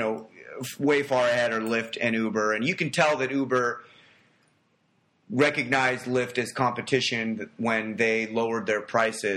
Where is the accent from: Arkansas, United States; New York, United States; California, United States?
California, United States; Los Angeles; moved away; I'm originally from Los Angeles